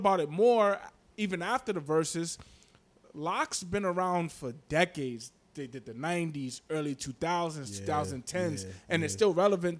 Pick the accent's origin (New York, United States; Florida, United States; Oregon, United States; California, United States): New York, United States; New York City; also born or lived in Mount Vernon, New York; I'm born in Harlem, like, you know, born and raised in Harlem, yep. And also spent some time in Mount Vernon as well